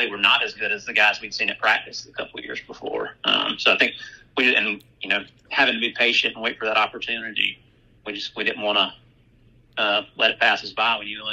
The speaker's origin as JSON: {"language": "English", "town": "Brewton", "region": "Alabama", "country": "United States", "tie": "born or raised there", "said": "growing up in Brewton"}